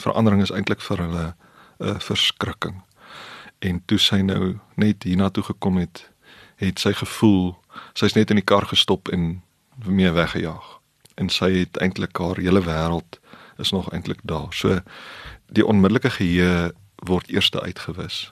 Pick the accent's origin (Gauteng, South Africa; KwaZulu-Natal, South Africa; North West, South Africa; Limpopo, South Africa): Limpopo, South Africa; Polokwane; ons het in Pietersburg groot geword